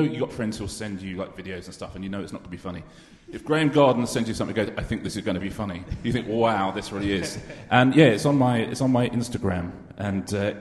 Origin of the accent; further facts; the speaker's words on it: United Kingdom; I am British